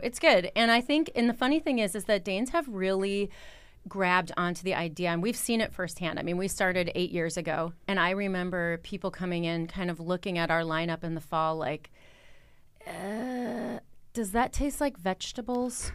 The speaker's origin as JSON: {"language": "English", "region": "Wisconsin", "country": "United States", "also_born_or_lived": "Los Angeles", "moved": "as an adult", "lives_now": "Copenhagen, Denmark", "said": "I'm from Wisconsin"}